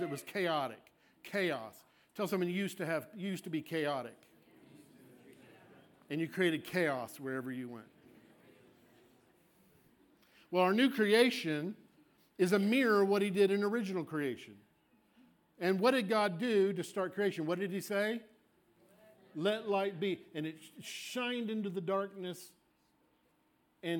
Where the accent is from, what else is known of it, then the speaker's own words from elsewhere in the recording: Scotland, United Kingdom; I am a Scot. I'm Scottish.